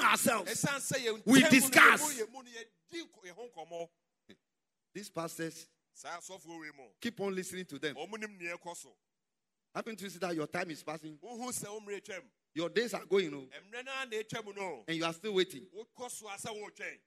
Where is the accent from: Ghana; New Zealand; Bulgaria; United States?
Ghana; In my hometown, Kwafutoji